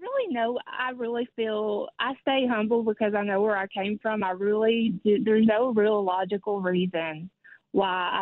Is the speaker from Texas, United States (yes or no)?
no; Kentucky, United States; moved away as an adult; now in Tennessee, United States; I grew up in Kentucky. I've lived half of my life in Kentucky and half in Tennessee now.